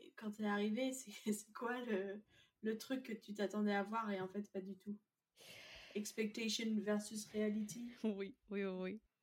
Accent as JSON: {"language": "French", "country": "France", "said": "Moi, en tant que Française"}